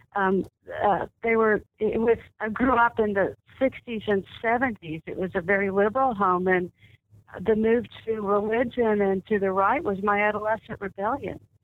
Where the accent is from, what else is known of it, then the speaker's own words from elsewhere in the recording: Dallas, Texas, United States; I was I was born and raised in Dallas